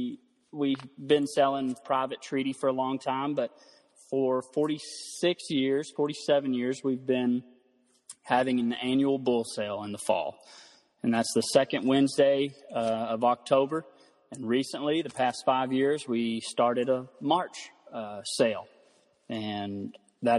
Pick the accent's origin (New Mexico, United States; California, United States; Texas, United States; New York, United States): Texas, United States; Throckmorton; I'm from Throckmorton, Texas. That's the north central part of the state. And grew up on a family ranch here in Throckmorton